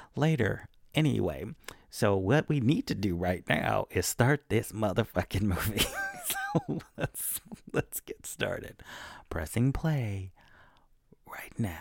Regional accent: Texas, United States; I'm from Texas

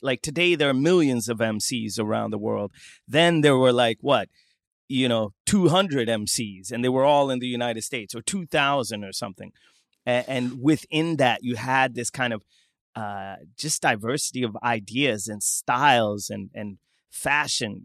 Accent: southern Sweden, Sweden; accent: southern Swedish dialect; I'm from the south of Sweden.

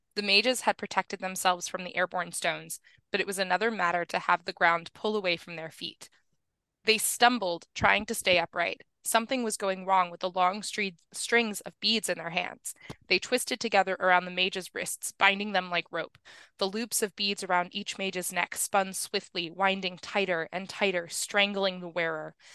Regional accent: New Mexico, United States; I grew up in New Mexico where forest fires are a major

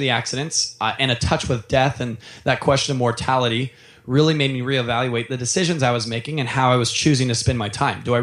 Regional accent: Orange County, California, United States; moved away as an adult; also born or lived in Seattle, Washington; growing up in Orange County and moving 1,800 miles away

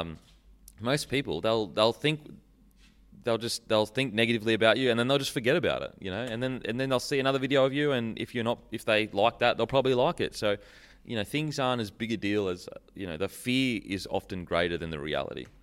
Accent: Gold Coast, Queensland, Australia; Mudgebar, Gold Coast

